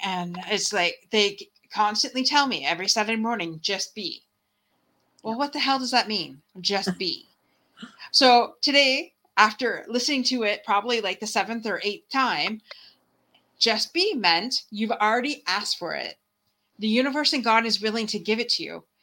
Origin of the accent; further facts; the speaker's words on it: Windsor, Ontario, Canada; where I live in Windsor, Ontario